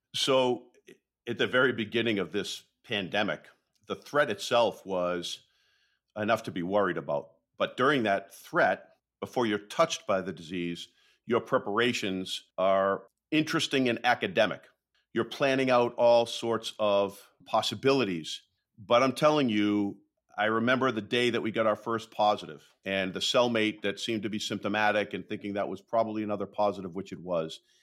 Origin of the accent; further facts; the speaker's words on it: Waltham, Massachusetts, United States; my hometown of Waltham